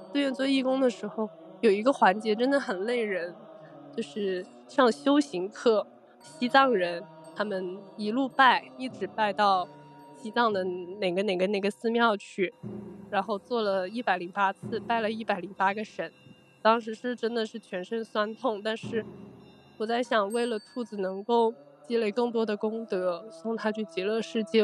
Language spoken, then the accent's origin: Chinese; Guangdong, China; 我是广东人，我比较迷信